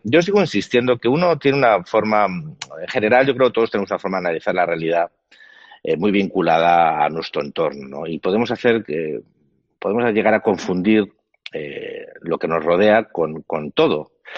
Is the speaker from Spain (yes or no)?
yes; Spain; yo como español